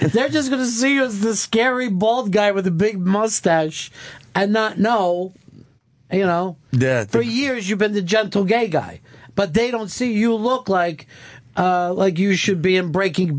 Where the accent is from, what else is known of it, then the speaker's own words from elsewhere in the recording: outside Philadelphia, Pennsylvania, United States; I'm from outside Philly.